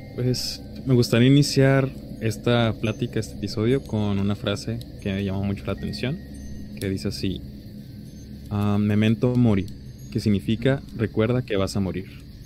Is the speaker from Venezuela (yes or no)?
no; Mexico; nos distingue como mexicanos